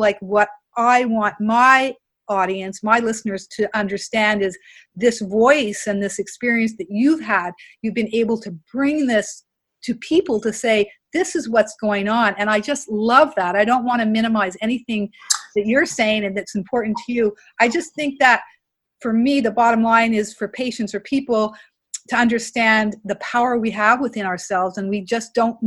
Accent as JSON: {"language": "English", "country": "Canada", "tie": "born or raised there", "also_born_or_lived": "Montreal, Canada / New Brunswick, Canada", "said": "I grew up in Canada"}